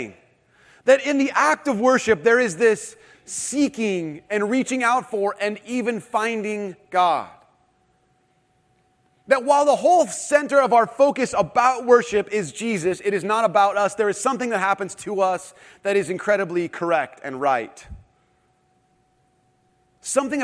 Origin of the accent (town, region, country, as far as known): Irvine, California, United States